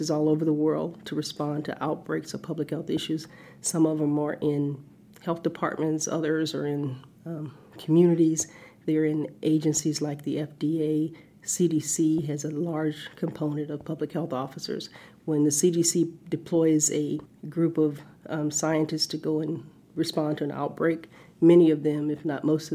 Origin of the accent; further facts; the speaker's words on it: the South, United States; growing up in the South